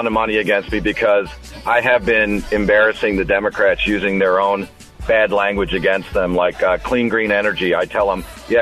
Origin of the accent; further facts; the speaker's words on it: St. Charles, Illinois, United States; also born or lived in New Jersey; I moved here when I was in 7 years old to St. Charles